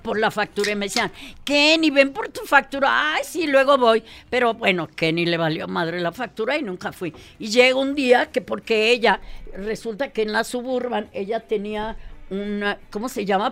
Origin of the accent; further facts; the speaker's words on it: Mexico; sí soy mexicana, pero habla raro